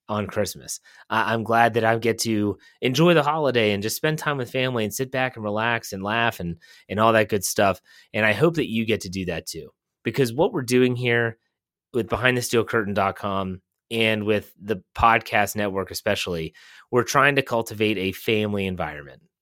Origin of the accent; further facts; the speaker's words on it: Wheeling, West Virginia, United States; Growing up in Wheeling, West Virginia